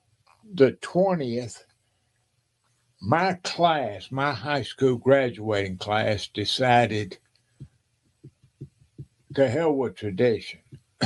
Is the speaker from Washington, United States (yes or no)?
yes; Washington, United States; I said, no. I'm from Washington.